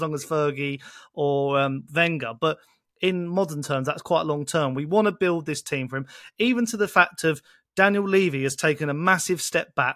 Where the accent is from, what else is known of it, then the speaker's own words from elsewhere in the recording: Essex, East of England, United Kingdom; moved away; I'm originally from Essex